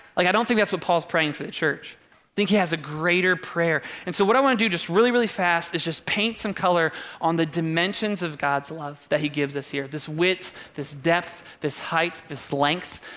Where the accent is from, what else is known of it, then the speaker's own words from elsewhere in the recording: Doylestown, Ohio, United States; We grew up in Doylestown, like haven't seen a lot outside of a couple oak trees